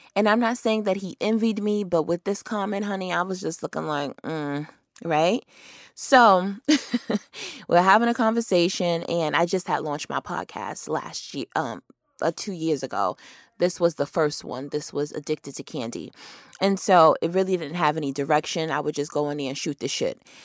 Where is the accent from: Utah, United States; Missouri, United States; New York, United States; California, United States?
New York, United States; moved away; I'm from New York.